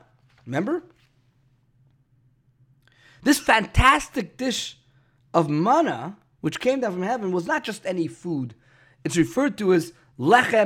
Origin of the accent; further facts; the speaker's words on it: New York City, New York, United States; Growing up in Brooklyn